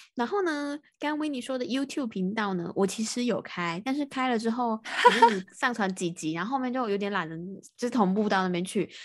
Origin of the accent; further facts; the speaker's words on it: Taiwan; 我是台湾的